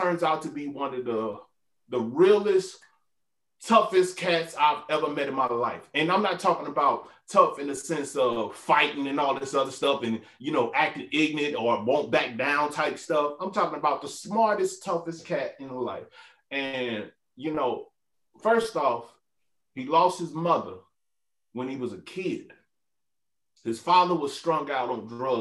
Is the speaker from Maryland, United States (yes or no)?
no; St. Louis, Missouri, United States; moved away; I'm from St. Louis.